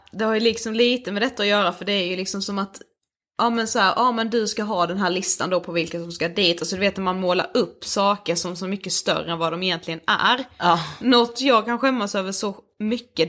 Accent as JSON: {"language": "Swedish", "town": "Karlshamn", "region": "Blekinge", "country": "Sweden", "said": "hemma i Karlshamn"}